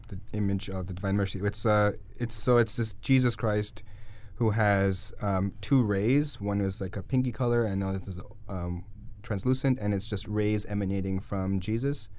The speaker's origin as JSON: {"language": "English", "town": "Guelph", "region": "Ontario", "country": "Canada", "tie": "born or raised there", "also_born_or_lived": "Toronto", "said": "I was born in Guelph"}